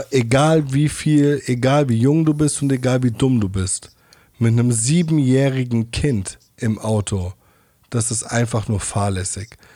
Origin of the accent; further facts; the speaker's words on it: Mainz, Rhineland-Palatinate, Germany; Weil ich komme ja aus Mainz-Hechtsheim, ne?